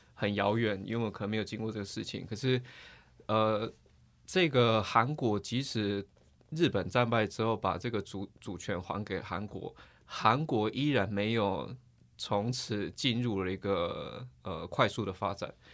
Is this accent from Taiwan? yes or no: yes; Taiwan; 我们台湾人可能又觉得，诶，蛮奇怪的，台湾人可能跟小朋友睡觉顶多，也许幼稚园就差不多了